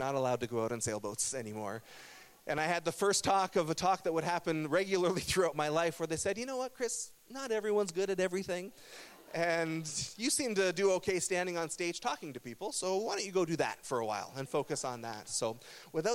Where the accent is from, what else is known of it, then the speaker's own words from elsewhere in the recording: Burlington, Ontario, Canada; I grew up in Burlington, Ontario, which is in a region called Halton